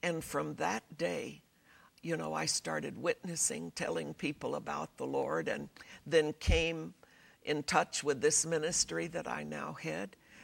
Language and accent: English; United States; being an American